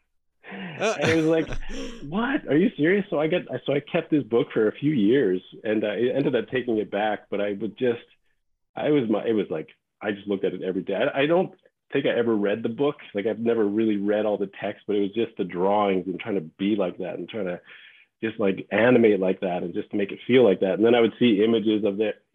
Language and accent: English; Regina, Saskatchewan, Canada; moved away as an adult; also born or lived in Los Angeles, United States; I grew up in Saskatchewan in Canada. I'm from Regina